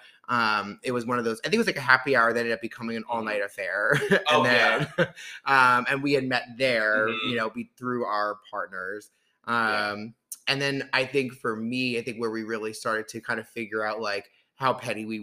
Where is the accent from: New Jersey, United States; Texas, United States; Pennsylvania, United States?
New Jersey, United States; Jersey Shore; moved away as an adult; now in Washington, D.C., United States; I'm from the Jersey Shore, grew up in Jersey my whole life and relocated down to DC